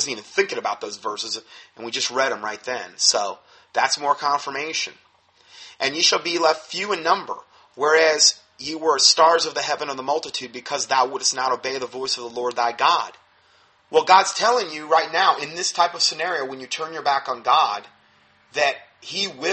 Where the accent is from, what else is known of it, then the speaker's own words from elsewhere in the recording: United States; we're American Christians